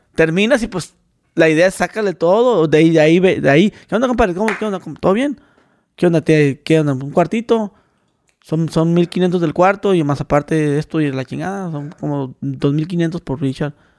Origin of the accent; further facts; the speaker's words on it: Mexicali, Baja California, Mexico; soy de Mexicali